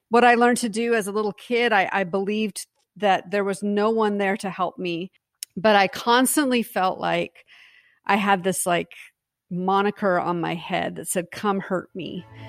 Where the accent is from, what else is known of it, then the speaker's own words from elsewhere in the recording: Pacific Northwest, United States; I was from the Pacific Northwest